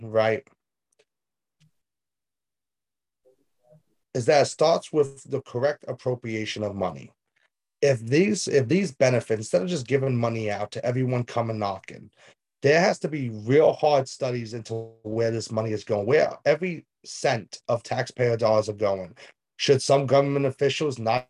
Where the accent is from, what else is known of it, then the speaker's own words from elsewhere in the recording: United States; as an American